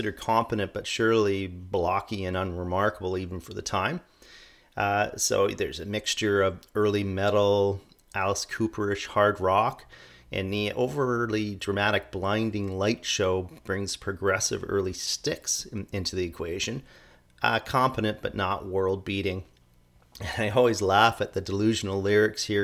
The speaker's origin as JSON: {"language": "English", "town": "Toronto", "region": "Ontario", "country": "Canada", "tie": "born or raised there", "said": "my hometown of Toronto"}